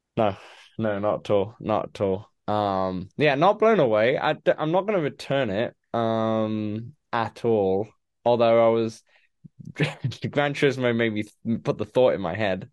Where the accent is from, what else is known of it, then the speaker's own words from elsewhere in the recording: United Kingdom; a lot of British people love it because, you know, we grew up on Top Gear.